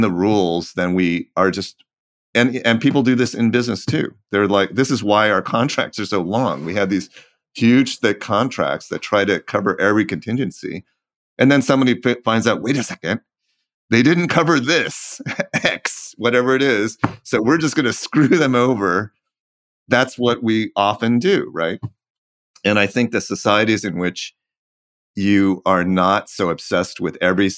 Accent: California, United States; I'm from California and we do tend to be less legalistic here

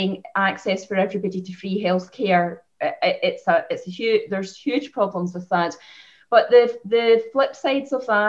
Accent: Scotland, United Kingdom; moved away as an adult; also born or lived in Lancashire; now in Ireland; I grew up in Scotland. I studied in Lancashire, and I moved to Ireland to set up my clinic

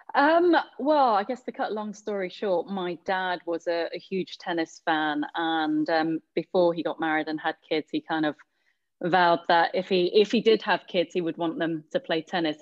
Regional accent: London, United Kingdom; growing up in Hackney, a lot of time yeah. spent on park courts

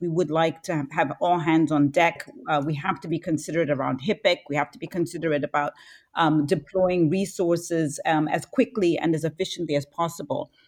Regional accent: Zambia; born and raised in Zambia

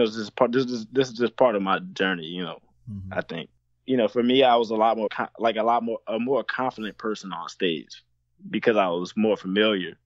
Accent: New Orleans, Louisiana, United States; I'm from New Orleans

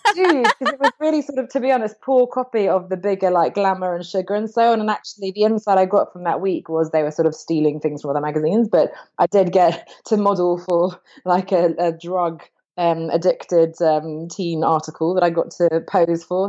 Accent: England, United Kingdom; I grew up in England, but I changed to an American school

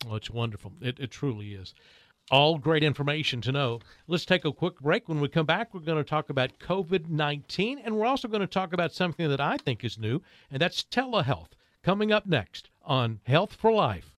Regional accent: Kettering, Ohio, United States; moved away; I grew up in Kettering

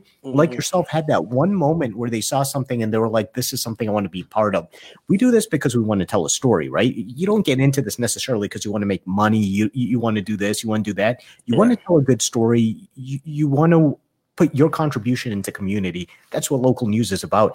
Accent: East Coast, United States; now in Chicago, United States; I grew up on the East Coast

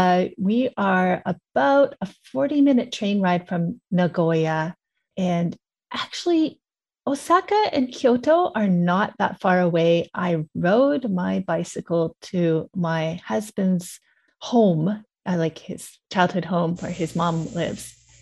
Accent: Canada; moved away as an adult; also born or lived in Utsunomiya, Tochigi Prefecture, Japan; now in Mie Prefecture, Japan; I am Canadian. I am in Mie Prefecture now, but for most of my time in Japan, I was living in Utsunomiya, Tochigi Prefecture.

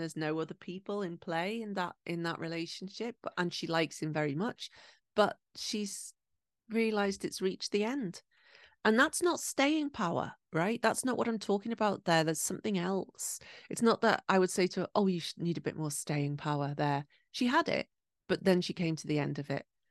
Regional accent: England, United Kingdom; now in Japan; I'm from England

